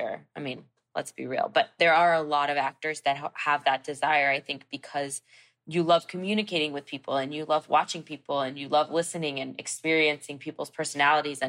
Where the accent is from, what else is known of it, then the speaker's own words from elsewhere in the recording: New York, United States; now in Los Angeles, United States; I grew up in Manhattan